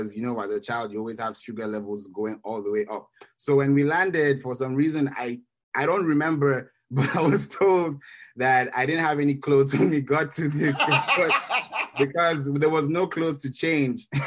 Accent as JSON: {"language": "English", "country": "Nigeria", "tie": "born or raised there", "moved": "yes", "lives_now": "Kenya", "said": "I am a Nigerian by birth, but I have lived in Kenya for over 20 years"}